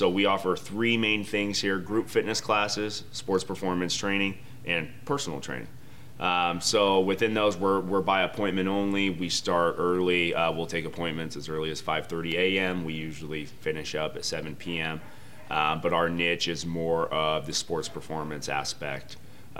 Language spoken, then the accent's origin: English; Phoenix, Arizona, United States; also born or lived in Reno, Nevada; I grew up here in the Valley. I'm a Phoenix guy